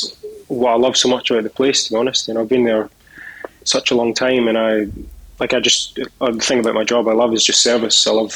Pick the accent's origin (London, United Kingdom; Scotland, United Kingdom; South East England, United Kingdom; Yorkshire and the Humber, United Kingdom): Scotland, United Kingdom; Edinburgh; born there; So I was born in Edinburgh. Family all lives in Falkirk now, which is like a little town. It's kind of like in between Edinburgh and Glasgow, like just in the middle.